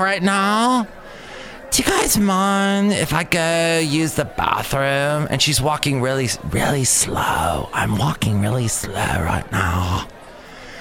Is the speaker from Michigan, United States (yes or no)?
no; Los Angeles, California, United States; when I lived in Van Nuys growing up, Van Nuys, California